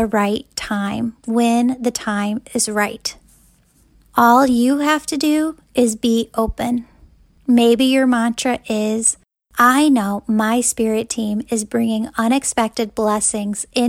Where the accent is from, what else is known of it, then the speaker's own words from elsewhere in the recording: Wheaton, Illinois, United States; my hometown of Wheaton, Illinois